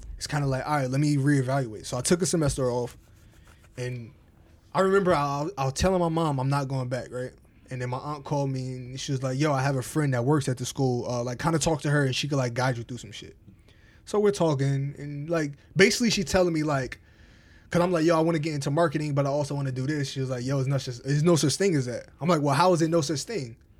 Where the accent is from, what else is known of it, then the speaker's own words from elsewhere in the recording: Albany, New York, United States; also born or lived in Englewood, New Jersey; from Jersey, I moved to upstate New York, Albany